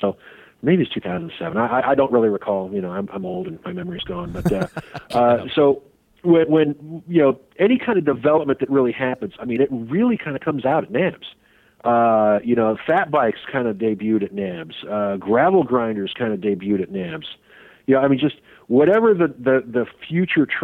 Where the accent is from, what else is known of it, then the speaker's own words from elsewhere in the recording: Sacramento, California, United States; moved away; going back to my hometown